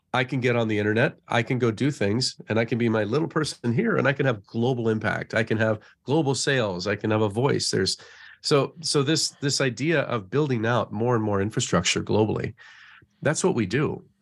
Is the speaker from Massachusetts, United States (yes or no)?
no; Colorado, United States; moved away as an adult; also born or lived in Phoenix / Silicon Valley; I, I grew up in Colorado, so my little pocket in the Midwest